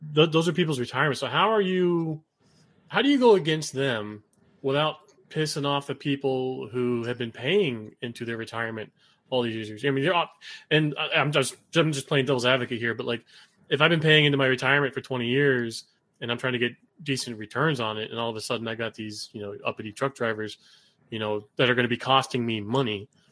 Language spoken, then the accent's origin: English; South Florida, United States; I was raised down in South Florida.